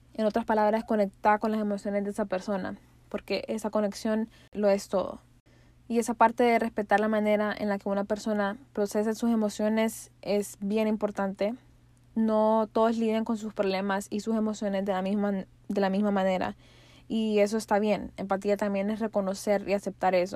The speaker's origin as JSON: {"language": "Spanish", "country": "Honduras", "said": "como pueblo hondureño"}